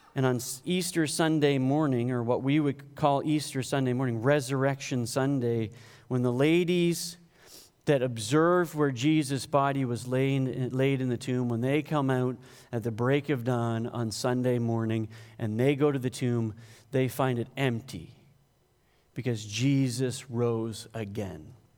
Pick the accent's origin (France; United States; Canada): Canada; I'm Canadian